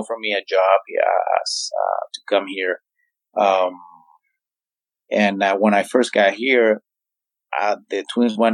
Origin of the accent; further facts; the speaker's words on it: Zulia, Venezuela; moved away; in Zulia, in my hometown